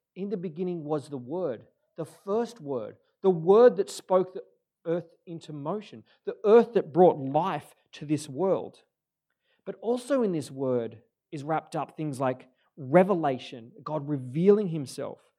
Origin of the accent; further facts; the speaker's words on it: Moe, Victoria, Australia; also born or lived in Churchill; I was born in the Gippsland in a town called Maui